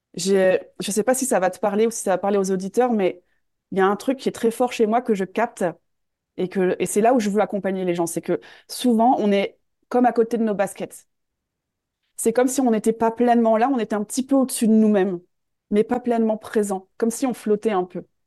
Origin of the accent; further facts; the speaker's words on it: north of France, France; moved away as an adult; also born or lived in Australia / Switzerland; je suis originaire du nord de la France